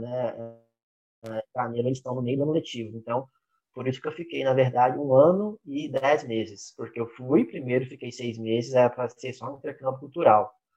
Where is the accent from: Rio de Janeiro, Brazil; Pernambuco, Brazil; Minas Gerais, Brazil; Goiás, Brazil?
Minas Gerais, Brazil; Uberaba; moved away as an adult; also born or lived in Belo Horizonte, Brazil / Canada; now in Salvador, Brazil; eu sou nasci em Belo Horizonte, fui criado no interior de Minas, em Beraba.